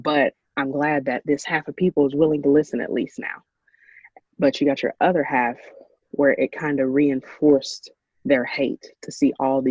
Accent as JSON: {"language": "English", "town": "Ashland", "region": "Kentucky", "country": "United States", "tie": "born or raised there", "said": "my hometown, Ashland, Kentucky"}